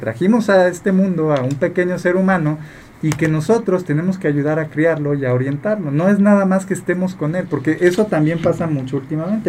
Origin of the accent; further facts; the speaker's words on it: Mexico; como mexicanos tenemos mucho esta costumbre